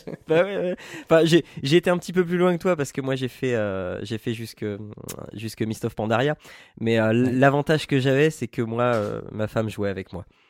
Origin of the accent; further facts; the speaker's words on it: Picardy, Hauts-de-France, France; Picardie, tout ça, c'est ma terre natale